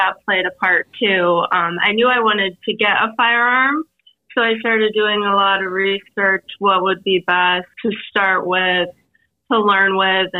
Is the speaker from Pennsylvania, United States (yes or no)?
yes; Northeast Pennsylvania, United States; I grew up born and raised in Northeast Pennsylvania